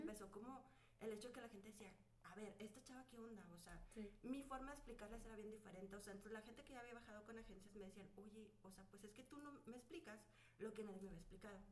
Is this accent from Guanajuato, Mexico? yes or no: no; Chihuahua, Mexico; also born or lived in Monterrey / Torreón; yo soy de Alicia, Chihuahua